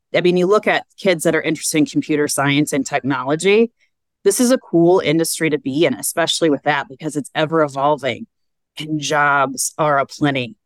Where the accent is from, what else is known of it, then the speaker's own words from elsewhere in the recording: Vicksburg, Michigan, United States; now in Carmel, United States; i grew up in vicksburg michigan which is about 20 minutes south